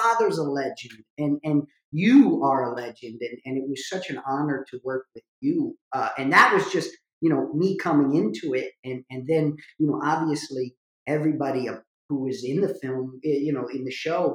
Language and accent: English; New Jersey, United States; I was from Jersey